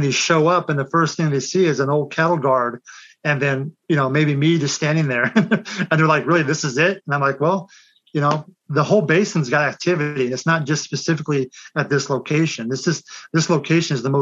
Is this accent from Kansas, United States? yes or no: yes; Kansas, United States; I was born and raised in Kansas